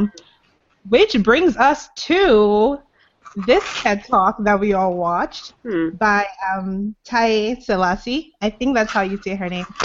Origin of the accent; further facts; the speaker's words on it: Lagos, Nigeria; also born or lived in Anambra State; now in United States; originally I'm from Anambra State, which is like in the eastern part of Nigeria, but I grew up in Lagos